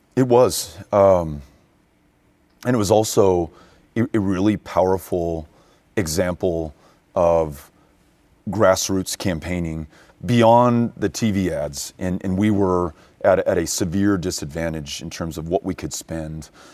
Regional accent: El Paso, Texas, United States; I was born and raised in El Paso

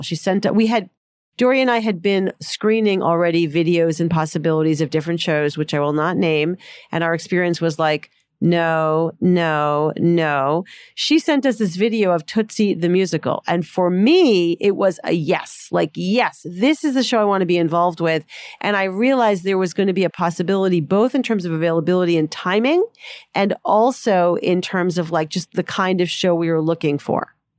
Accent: Boston, Massachusetts, United States; I grew up in Boston.

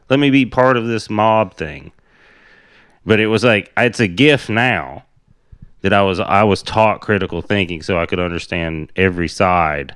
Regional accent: Tennessee, United States; I grew up in Tennessee on a, like, my grandpa's cattle farm was down the street

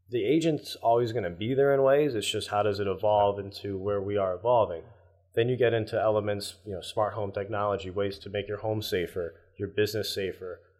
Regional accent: Northeast, United States; Growing up in the Northeast, I'd say it's stronger here than especially California.

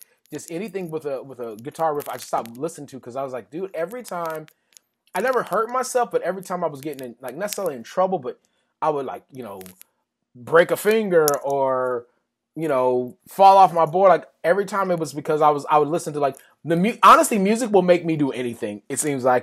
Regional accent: West Texas, United States; growing up in West Texas where I grew up

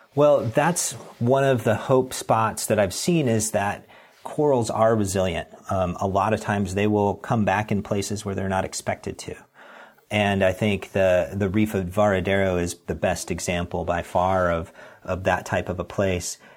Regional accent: Pacific Northwest, United States; I'm from the Pacific Northwest

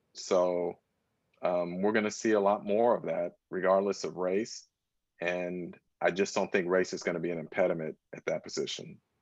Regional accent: Northern California, United States; moved away as an adult; also born or lived in Washington, D.C.; I grew up in Northern California

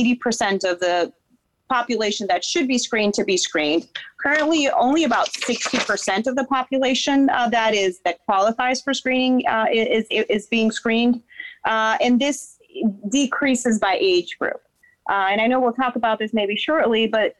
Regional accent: Dominican Republic; also born or lived in Boston, United States; now in Florida, United States; So I'm from Dominican Republic originally

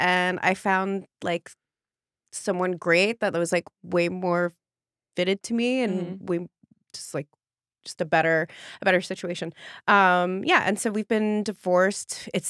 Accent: San Francisco Bay Area, California, United States; Yeah, I was born in France and I immigrated when I was like 5 and grew up in the Bay Area.

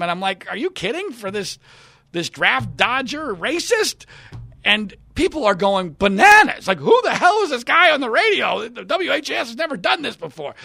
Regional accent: Philadelphia, Pennsylvania, United States; in Philadelphia, my hometown

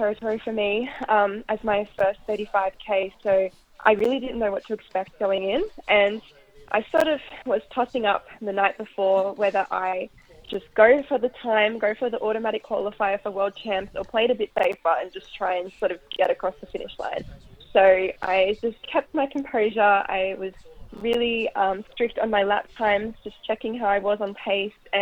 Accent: Australia; we kind of came as Australian visitors

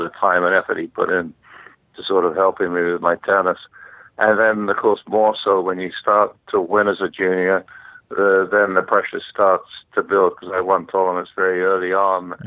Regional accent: London, United Kingdom; grew up in uh, in London, England

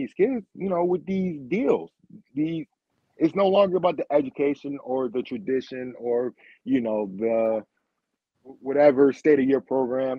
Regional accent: Rochester, New York, United States; I am from Rochester, New York. I'm in Rochester, New York

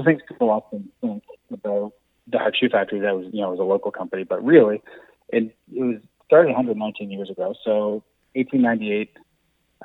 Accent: Moncton, New Brunswick, Canada; now in Fredericton, Canada; I'm originally from Moncton, but I've been in Fredericton

